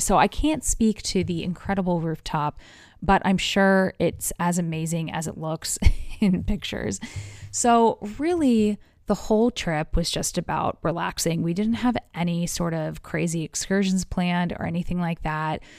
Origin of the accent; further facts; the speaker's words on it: United States; as an American